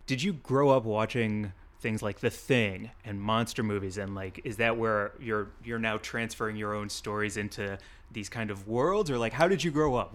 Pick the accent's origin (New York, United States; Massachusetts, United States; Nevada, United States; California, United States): California, United States; As a Californian